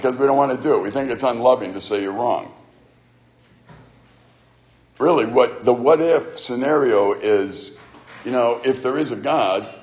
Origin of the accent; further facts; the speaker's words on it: Chicago, Illinois, United States; I grew up in Chicago